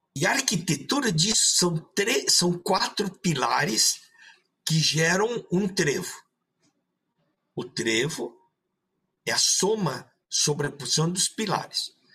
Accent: São Paulo, Brazil; also born or lived in Maringá, Paraná; now in Rio Grande do Sul, Brazil; Depois fui para São Paulo estudar, aí criado lá, e depois vim para o Rio Grande do Sul

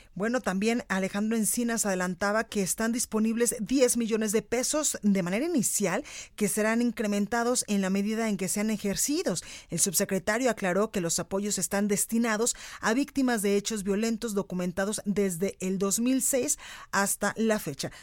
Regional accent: Guadalajara, Jalisco, Mexico; now in Mexico City, Mexico; En Guadalajara, Jalisco disco, en la Perla Tapatía, en mi tierra, por el 100.3 de FM

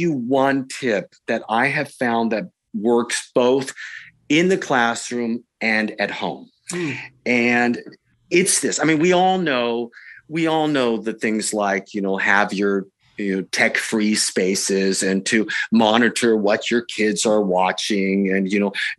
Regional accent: Silicon Valley, California, United States; I'm from Silicon Valley. I was born and raised here.

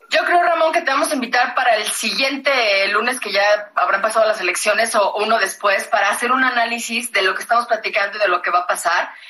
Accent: Mexico; somos mexicanos

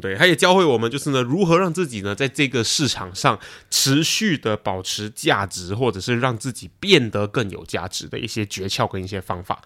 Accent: Malaysia; also born or lived in Taiwan; now in Singapore; 我是台湾人，然后呢，我在马来西亚长大

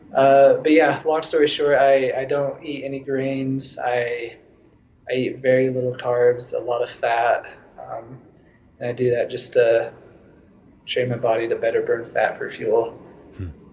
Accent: Logan, Utah, United States; moved away as an adult; now in Denver, United States; I was living in my hometown in Logan, Utah

